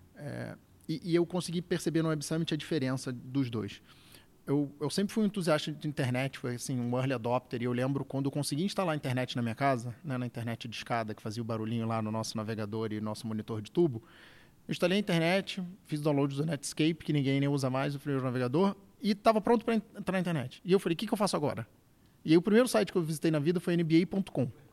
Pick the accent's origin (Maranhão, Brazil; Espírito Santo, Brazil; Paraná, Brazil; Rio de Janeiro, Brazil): Rio de Janeiro, Brazil; moved away as an adult; now in São Paulo, Brazil; carioca já em São Paulo há mais de 10 anos